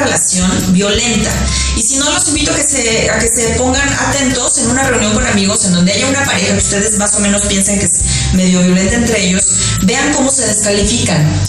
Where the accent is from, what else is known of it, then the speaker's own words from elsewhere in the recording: Mexico; en mi país, en México